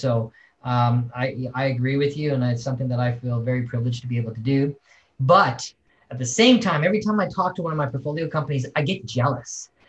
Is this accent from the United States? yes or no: no; Saskatoon, Saskatchewan, Canada; I'm Canadian and, and, and, and very proud of it. I was born in probably the coldest place on earth is Saskatoon, Saskatchewan.